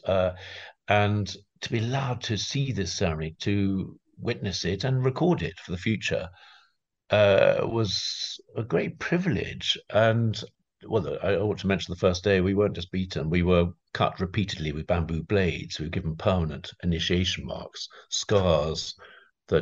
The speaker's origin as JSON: {"language": "English", "region": "London", "country": "United Kingdom", "said": "I come from London"}